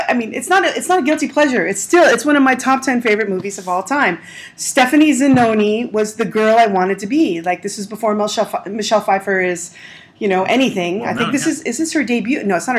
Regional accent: Los Angeles, California, United States; so I grew up in North Hollywood

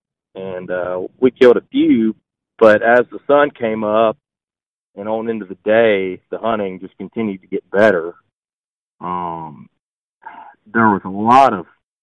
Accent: Mississippi, United States; I'm from Mississippi

